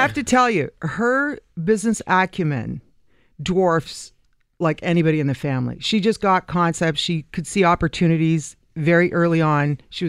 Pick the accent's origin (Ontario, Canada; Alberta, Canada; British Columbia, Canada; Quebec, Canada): Ontario, Canada; Mississauga; we grew up in Mississauga, so everything of any kind of action was in Toronto.